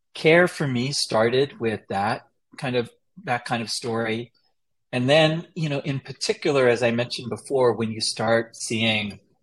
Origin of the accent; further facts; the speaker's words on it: Chattanooga, Tennessee, United States; I grew up in Chattanooga, Tennessee